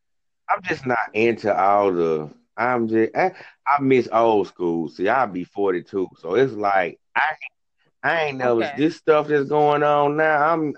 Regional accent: Memphis, Tennessee, United States; from Memphis, so it's rough down here.

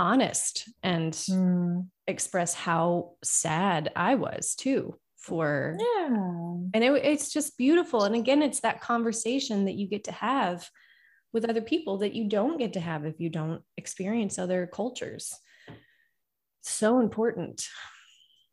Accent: United States; as an American

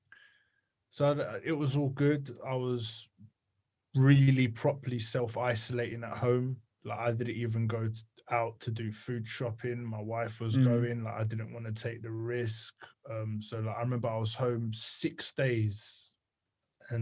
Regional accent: London, United Kingdom; I was born and raised in London, Islington, and I lived right basically next door to the Arsenal Football Club stadium

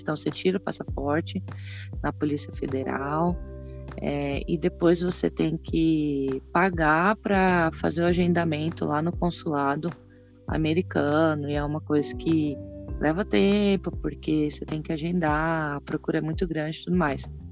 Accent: Três Lagoas, Mato Grosso do Sul, Brazil; also born or lived in United States; now in Porto Alegre, Brazil; eu sou de Três Lagoas, Mato Grosso do Sul. Atualmente estou trabalhando aqui em Porto Alegre

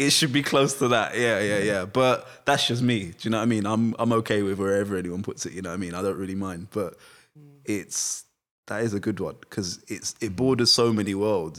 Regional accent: United Kingdom; I am British, but also I'm not

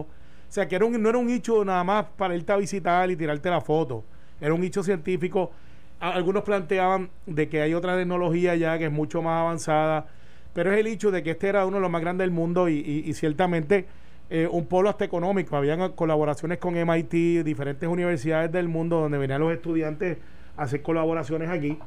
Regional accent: Puerto Rico; como puertorriqueños

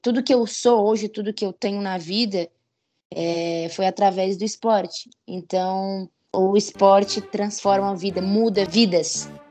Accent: Criciúma, Santa Catarina, Brazil; also born or lived in Jaguaretama, Ceará; now in São Paulo, Brazil; Eu fui criada no, em Criciúma, Santa Catarina, né? Fui alfabetizada. Minha vida foi em, em Santa Catarina.

